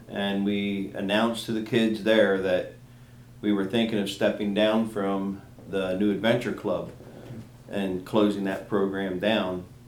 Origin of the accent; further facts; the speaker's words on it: Lancaster County, Pennsylvania, United States; moved away as an adult; now in Morris Run, United States; we're originally from Lancaster County. We both yeah. grew up in Lancaster County.